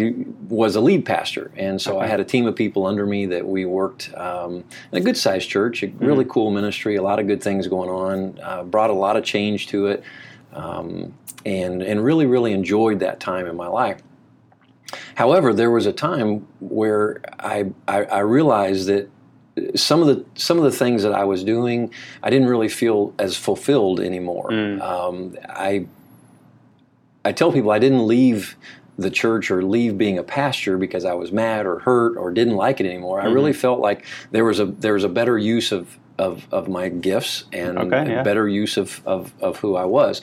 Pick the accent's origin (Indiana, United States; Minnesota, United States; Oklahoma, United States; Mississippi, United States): Indiana, United States; Marion; also born or lived in Kentucky; we moved to Marion, Indiana, which is really where I kind of grew up